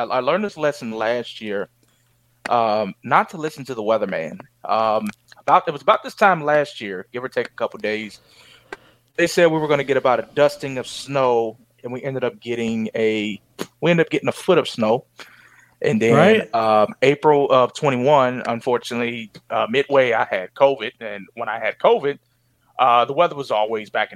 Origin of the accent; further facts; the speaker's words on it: Cincinnati, Ohio, United States; I'm from Cincinnati